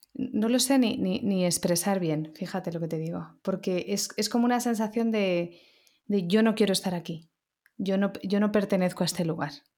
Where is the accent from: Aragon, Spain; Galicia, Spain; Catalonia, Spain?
Catalonia, Spain; Barcelona; now in Madrid, Spain; Yo también soy nacida en Barcelona, pero llevo 20 años en Madrid